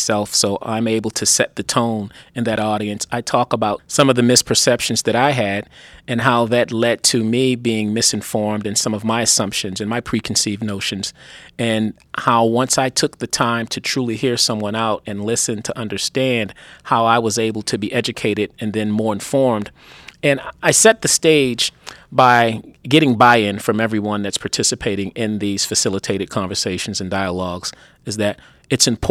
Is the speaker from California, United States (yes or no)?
no; Baltimore, Maryland, United States; moved away as an adult; also born or lived in Los Angeles / New York / Washington, District of Columbia, United States / Boston; I grew up in Baltimore